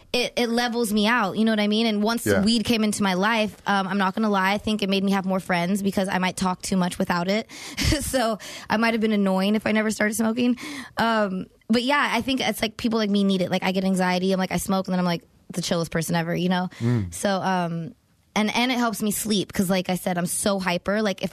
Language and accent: English; California, United States; Yep. From the Valley.